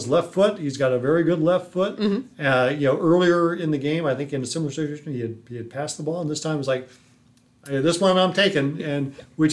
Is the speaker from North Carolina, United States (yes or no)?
no; Los Angeles, California, United States; now in St. Louis, United States; as a kid growing up in Los Angeles